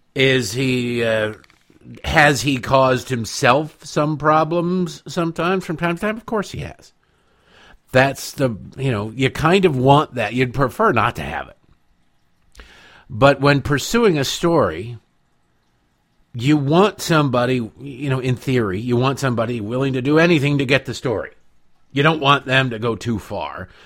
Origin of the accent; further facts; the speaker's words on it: Detroit, Michigan, United States; moved away as an adult; also born or lived in Washington, D.C.; I grew up in Eastern Michigan, in Detroit